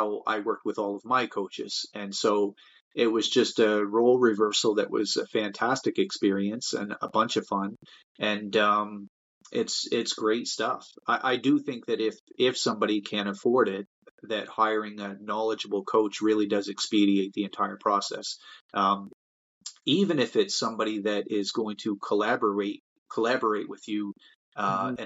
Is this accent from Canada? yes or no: yes; Canada; make a living in my own hometown. I love it here. I was born and raised here, and I have no plans on going anywhere